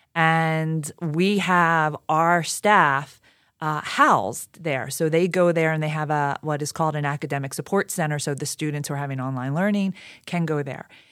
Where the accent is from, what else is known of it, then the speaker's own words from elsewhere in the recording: Philadelphia, Pennsylvania, United States; I grew up in Southwest Philly